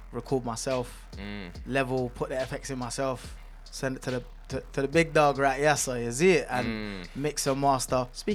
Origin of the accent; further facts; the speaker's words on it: London, United Kingdom; He's from North, I'm from South.